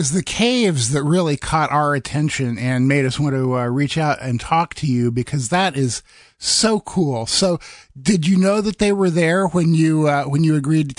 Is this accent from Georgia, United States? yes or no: no; Iowa, United States; I grew up in the Midwest in Iowa